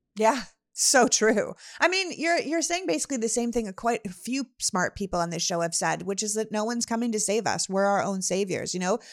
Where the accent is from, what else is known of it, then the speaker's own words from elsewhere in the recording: Canada; now in United States; we're both good old Canadian girls